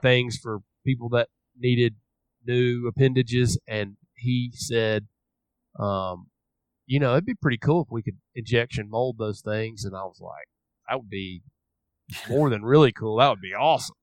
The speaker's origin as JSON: {"language": "English", "town": "Memphis", "region": "Tennessee", "country": "United States", "tie": "born or raised there", "said": "I grew up in Memphis, Tennessee"}